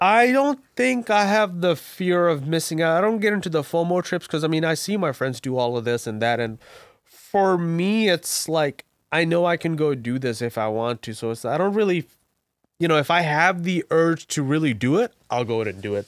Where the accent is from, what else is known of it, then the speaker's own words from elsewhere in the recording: Bangladesh; now in Virginia, United States; I was born and raised in Bangladesh